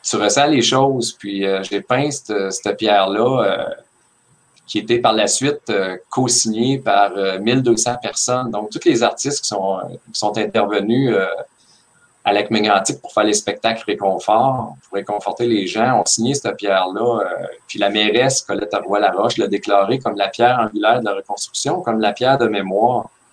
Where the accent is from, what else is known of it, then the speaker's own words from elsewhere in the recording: Victoriaville, Quebec, Canada; j'ai été élevé à Victoriaville